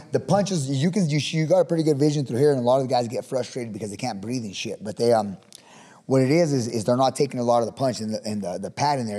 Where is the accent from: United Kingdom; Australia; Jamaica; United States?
United States; Pueblo, Colorado; now in Fort Morgan, United States; We grew up in uh, in Pueblo and on the south side in uh, the Pueblo Village apartments and the projects on the south side